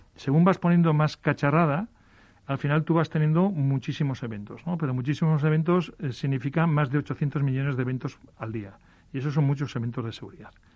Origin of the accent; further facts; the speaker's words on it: Galicia, Spain; soy gallego